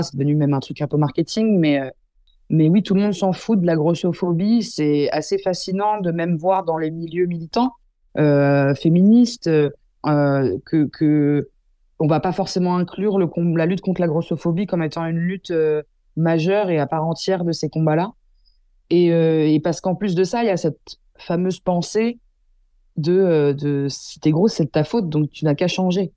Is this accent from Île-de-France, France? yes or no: yes; Versailles, Île-de-France, France; j'ai grandi toute ma vie dans le 78 et, j'ai fait ma scolarité à Versailles